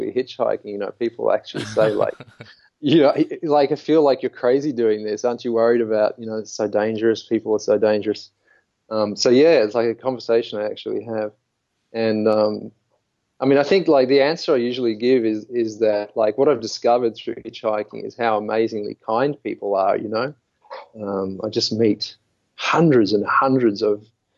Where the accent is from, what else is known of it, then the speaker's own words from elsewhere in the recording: Sydney, New South Wales, Australia; moved away; I went back to Sydney and lived there for a long time